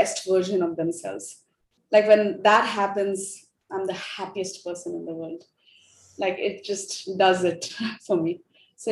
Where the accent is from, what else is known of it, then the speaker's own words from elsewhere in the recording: Ranchi, Jharkhand, India; first language Hindi; English is a second language; moved away as an adult; also born or lived in Delhi / Mumbai / Bangalore / United States; I'm from India, born and raised in Ranchi